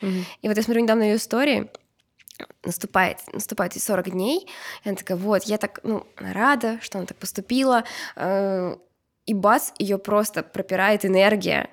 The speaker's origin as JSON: {"language": "Russian", "country": "Uzbekistan", "said": "я из Узбекистана"}